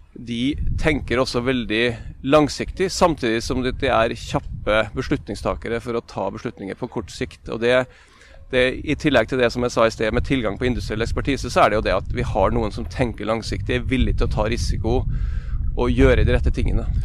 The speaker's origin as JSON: {"language": "Norwegian", "area": "Nordmøre", "region": "Møre og Romsdal", "country": "Norway", "said": "jeg som nordmøring"}